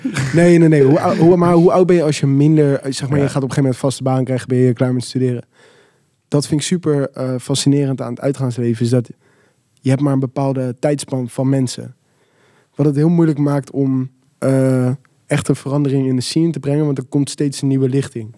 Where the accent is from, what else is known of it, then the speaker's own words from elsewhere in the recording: Rotterdam, South Holland, Netherlands; ik kom uit Rotterdam.